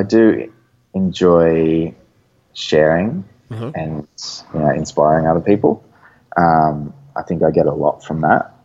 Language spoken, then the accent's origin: English; Gold Coast, Queensland, Australia; on the Gold Coast in my hometown